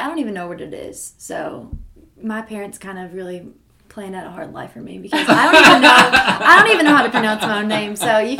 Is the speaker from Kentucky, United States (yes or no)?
yes; Kentucky, United States; kind of the same here in Kentucky.